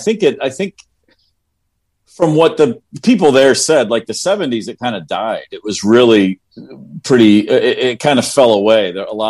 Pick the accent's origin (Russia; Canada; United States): United States; Bowling Green, Kentucky; moved away; I moved there from Bowling Green, Kentucky.